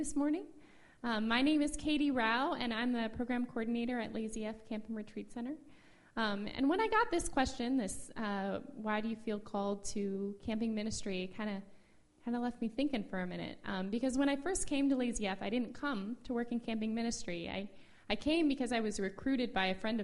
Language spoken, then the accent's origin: English; Midwest, United States; moved away as an adult; I'm from the Midwest originally